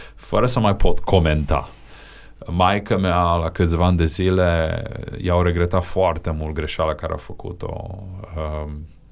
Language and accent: Romanian; Romania; din România